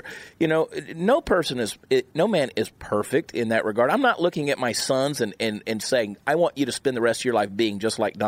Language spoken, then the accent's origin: English; Georgia, United States; also born or lived in New Jersey; now in Texas, United States; I was born in New Jersey. I'm sure you can tell by the accent. I spent a lot of time there, South Jersey. Yeah. It just happened to be where my mother was when she went into labor and had me. So I grew up in Georgia, and now I'm a Texan by choice